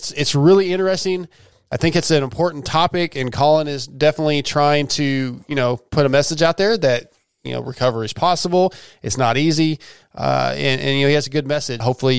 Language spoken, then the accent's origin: English; California, United States; So growing up in SoCal with a Marine dad, dude, I mean, like, again, I was a military.